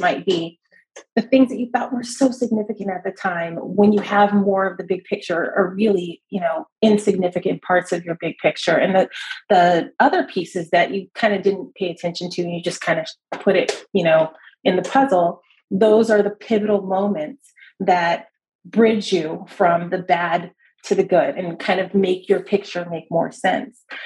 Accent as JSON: {"language": "English", "town": "Los Angeles", "region": "California", "country": "United States", "tie": "born or raised there", "moved": "as an adult", "lives_now": "San Francisco Bay Area, United States", "said": "I'm actually originally from Los Angeles, okay. Uh, Los Angeles County, all over"}